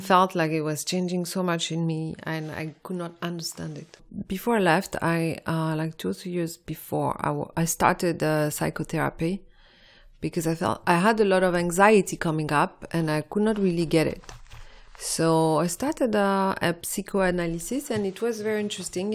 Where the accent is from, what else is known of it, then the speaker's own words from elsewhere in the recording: Morocco; also born or lived in France; now in London, United Kingdom; I was born in Morocco